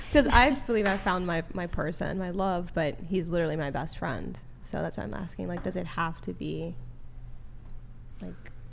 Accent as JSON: {"language": "English", "country": "Canada", "said": "Canadian yeah."}